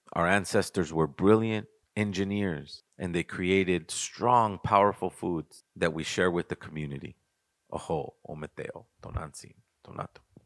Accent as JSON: {"language": "English", "town": "Los Angeles", "region": "California", "country": "United States", "said": "I'm an artist from Los Angeles for over twenty-five years"}